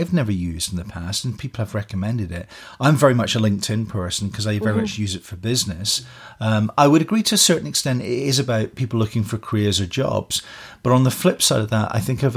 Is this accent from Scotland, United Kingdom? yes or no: yes; Scotland, United Kingdom; now in Canada; I come from Scotland